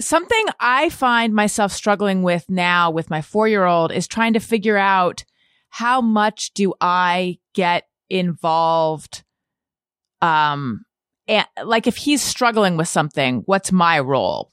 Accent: Corona del Mar, California, United States; also born or lived in Costa Mesa; I'm from a little further down south, Corona del Mar, and then I went away to college, and then I came back and lived in Costa Mesa.

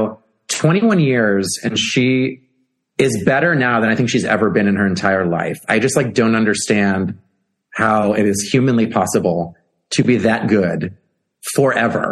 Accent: Chicago, Illinois, United States; being in Chicago for my hometown

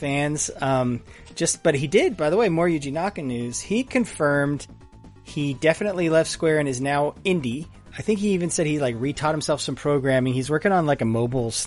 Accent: United States; as an American

